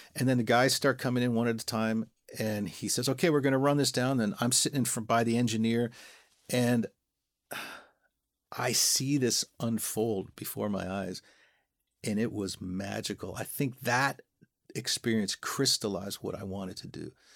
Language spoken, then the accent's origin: English; Welland, Ontario, Canada; also born or lived in Toronto; we're from Welland. We grew up in Welland.